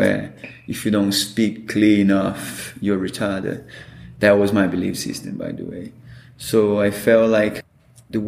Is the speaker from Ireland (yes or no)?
no; Brazil; moved away; I'm from Brazil